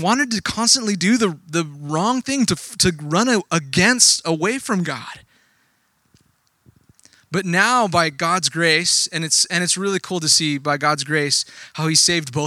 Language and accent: English; Texas, United States; moved away; I grew up in Texas. I didn't grow up here. I grew up in Texas